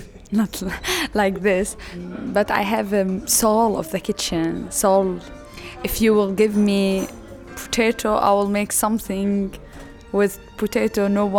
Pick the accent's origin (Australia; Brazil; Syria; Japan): Syria; Damascus, Damascus Governorate; moved away as an adult; now in Berlin, Germany; I'm from Syria, from Damascus, the capital. I came to Berlin 3 years ago.